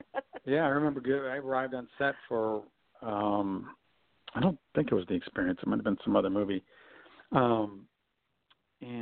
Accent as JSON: {"language": "English", "region": "Michigan", "country": "United States", "also_born_or_lived": "Chicago / New York / Hawaii / Los Angeles", "moved": "yes", "said": "I'm from Michigan originally."}